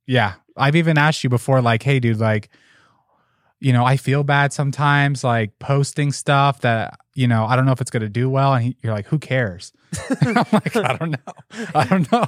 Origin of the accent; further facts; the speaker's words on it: Las Vegas, Nevada, United States; I'm from Las Vegas